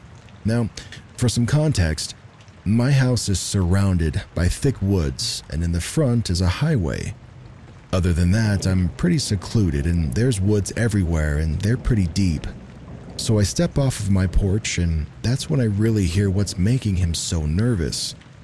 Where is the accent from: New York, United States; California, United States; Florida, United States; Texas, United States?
New York, United States; I grew up in New York, about 2 hours north of New York City. It was a small town off of a state highway.